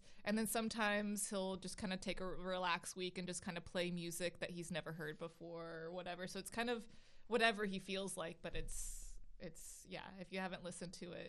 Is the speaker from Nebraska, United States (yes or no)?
no; Memphis, Tennessee, United States; also born or lived in Bay Area, California; now in Portland, United States; I'm from Memphis, Tennessee.